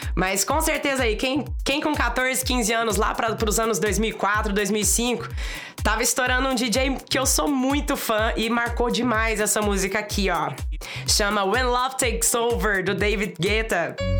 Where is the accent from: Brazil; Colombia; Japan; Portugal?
Brazil; Uberlândia, Minas Gerais; sou aqui da cidade de Uberlândia, Minas Gerais